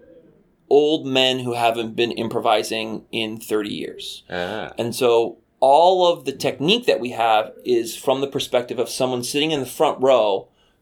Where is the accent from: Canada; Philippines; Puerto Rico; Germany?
Canada